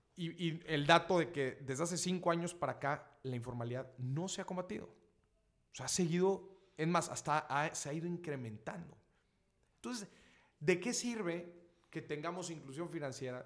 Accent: Mexico; yo, como buen mexicano

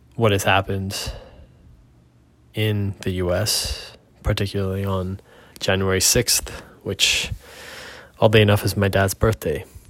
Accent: United States; moved away; as an American

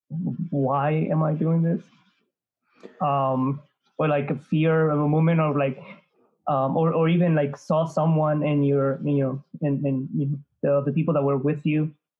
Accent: New York, United States; As a New Yorker

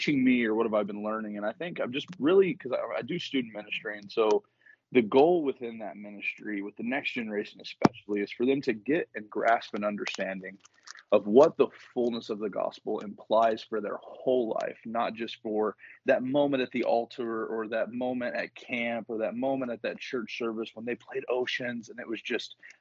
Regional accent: the South, United States; moved away as an adult; also born or lived in northern Michigan; now in Michigan, United States; I'm from the South

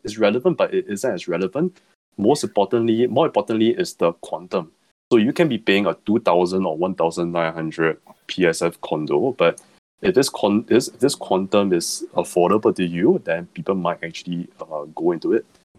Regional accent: Singapore; I grew up in Pasir Ris, so I'm quite familiar with the place.

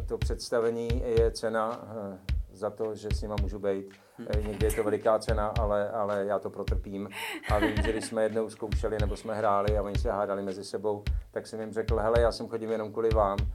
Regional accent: Moravia, Czechia; now in Prague, Czech Republic; já jsem z Moravy, tam jsem vlastně, dokud jsem žil mimo Prahu

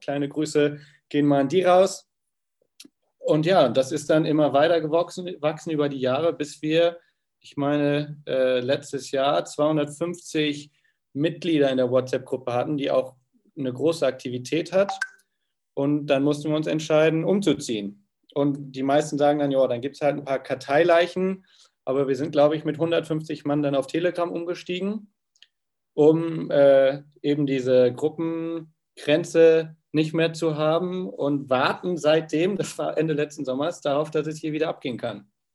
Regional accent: Frankfurt, Hesse, Germany; moved away as an adult; now in Hamburg, Germany; ursprünglicher Frankfurter, hergezogen vor guten acht Jahren nach Hamburg

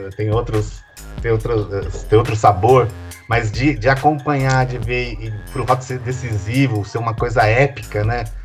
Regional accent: Brazil; como bom brasileiro que sou

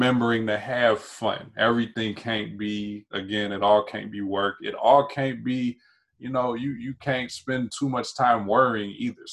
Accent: North Carolina, United States; also born or lived in Prince George's County, Maryland; now in Maryland, United States; I grew up in North Carolina, and I currently reside in PG County, Maryland

